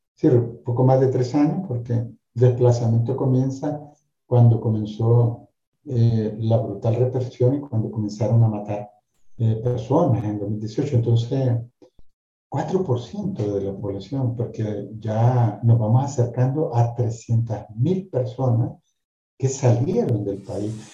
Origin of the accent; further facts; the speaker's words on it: León, Nicaragua; yo soy nacido en la ciudad de León, como ciudadano nicaragüense y abogado